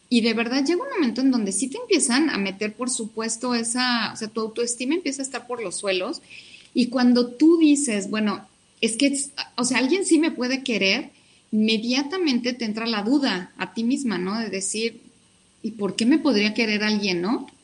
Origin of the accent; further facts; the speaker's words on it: Mexico City, Mexico; also born or lived in Hidalgo; mi familia es de Hidalgo, yo ya nací acá en la Ciudad de México